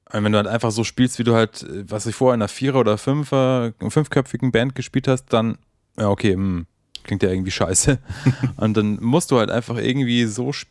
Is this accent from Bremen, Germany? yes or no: yes; Bremen, Germany; Also ich komme aus Bremen, aber ich glaube, der wohnt in Hamburg